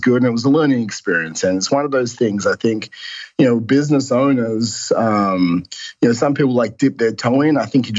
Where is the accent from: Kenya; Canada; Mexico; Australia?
Australia; Perth, Western Australia; now in Melbourne, Australia; Perth, Western Australia.